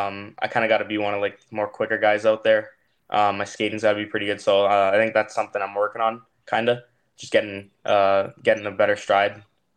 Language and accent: English; Toronto area, Ontario, Canada; I grew up in the Toronto area, just an hour out from Toronto.